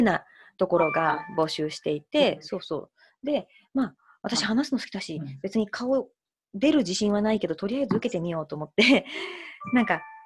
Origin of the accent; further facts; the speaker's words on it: Hiroshima, Japan; 地元の広島 FM も受けたし